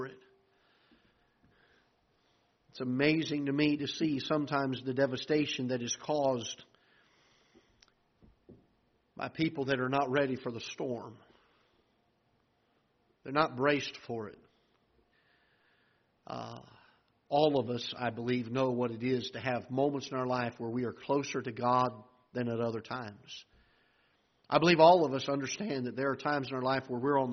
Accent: South Florida, United States; now in Festus, United States; I'm from South Florida

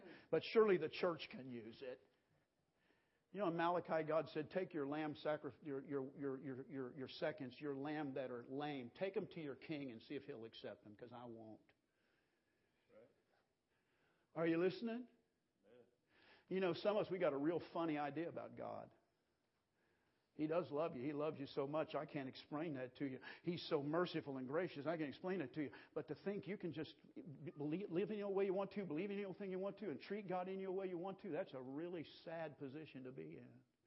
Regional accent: United States; I'm an American.

